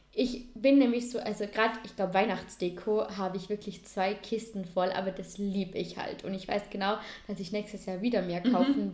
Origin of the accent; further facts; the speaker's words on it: Vorarlberg, Austria; als Vorarlberger